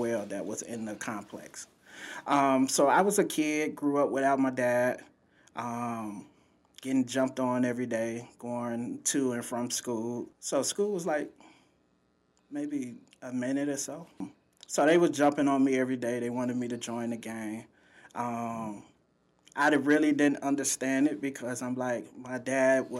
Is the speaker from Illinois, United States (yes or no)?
yes; Chicago, Illinois, United States; I was born and raised in the Robert Taylor Homes with my mom, my grandma